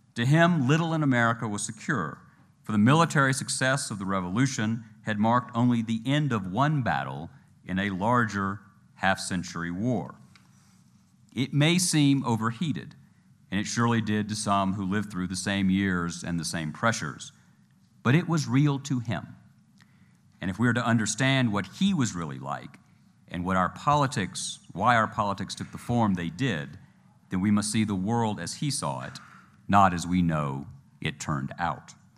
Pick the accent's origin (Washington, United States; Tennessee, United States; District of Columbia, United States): Tennessee, United States; I was from Tennessee